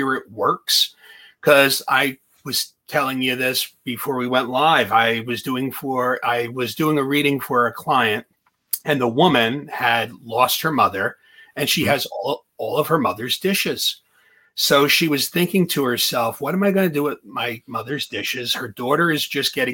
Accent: Lodi, New Jersey, United States; also born or lived in Morris County, New Jersey; I grew up in Lodi, and Garfield was right next to Lodi

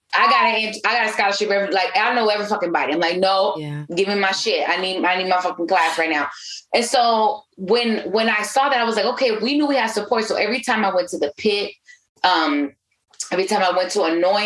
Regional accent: California, United States; moved away; also born or lived in New York; that's just Cali, you know, it's like, it's hella Mexicans and then Filipinos and Blacks.

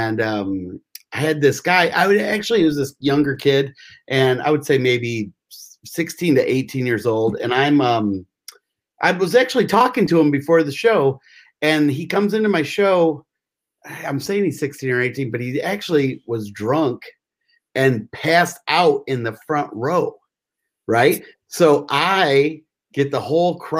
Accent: Michigan, United States; I'm from Michigan

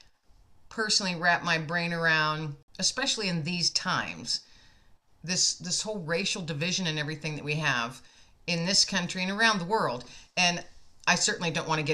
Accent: United States; myself being an American

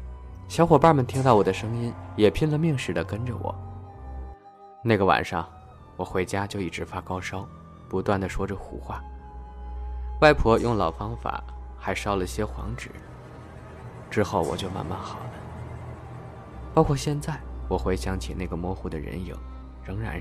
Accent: North China, China; 我是北方人，每年到七月的时候就要收割小麦的，那个时候是乡下孩子最开心的季节

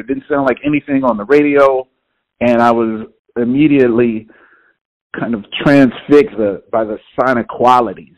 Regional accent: Houston, Texas, United States; now in New York, United States; I'm originally from Houston, Texas

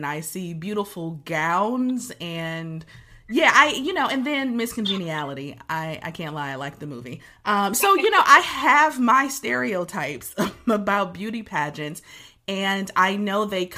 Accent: Detroit, Michigan, United States; being born and raised in Detroit

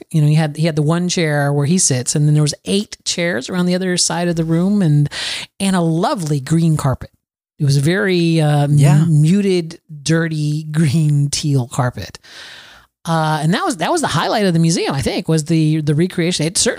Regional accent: Florida, United States; moved away; I'm a Floridian, Adam. I was born and raised in Florida.

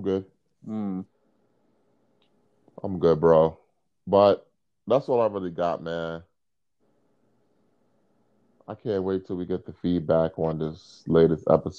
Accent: New York City, New York, United States; I'm really from Brooklyn.

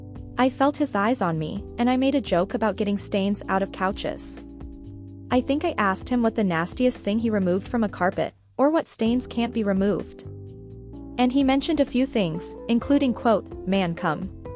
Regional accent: Northeast, United States; born there; now in South, United States; I'm Italian and Puerto Rican. I was born in the Northeast, and I'm living in the South

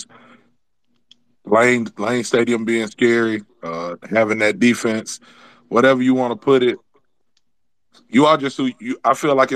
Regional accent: Alabama, United States; I'm from Alabama, man. We see all kind of stuff down here.

